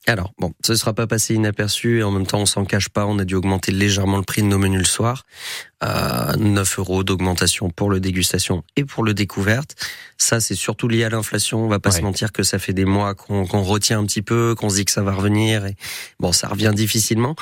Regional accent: Haute-Savoie, Auvergne-Rhône-Alpes, France; moved away; chez moi en Haute-Savoie

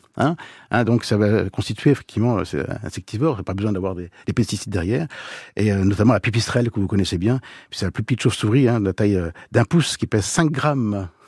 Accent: Manche, Normandy, France; Chez nous, dans la Manche

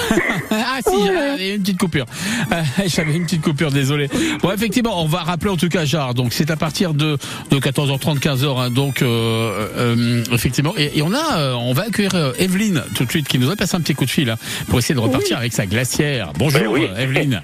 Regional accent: southern France, France; now in Loire, France; Je suis un sudiste, maintenant je suis un ligérien

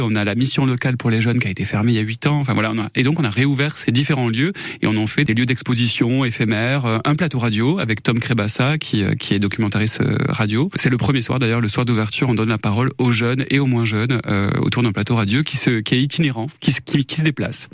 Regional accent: Saint-Christol-lès-Alès, Occitania, France; je suis plutôt de Saint-Christophe-les-Alès, donc je suis né là-bas, j'ai grandi là-bas, 18 ans.

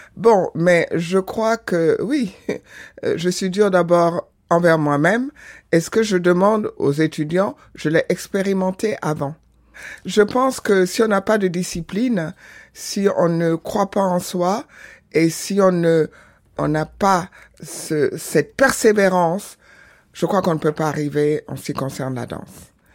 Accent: Senegal; also born or lived in Benin; je suis née au Bénin, grandi au Sénégal

